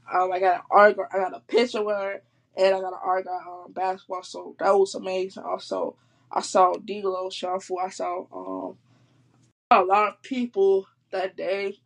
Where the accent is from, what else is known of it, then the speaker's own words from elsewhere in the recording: Chicago, Illinois, United States; I'm from Chicago. I'm born and raised from Chicago